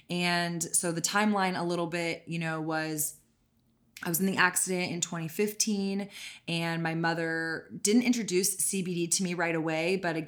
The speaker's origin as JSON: {"language": "English", "region": "Texas", "country": "United States", "tie": "born or raised there", "said": "I am born and raised in Texas."}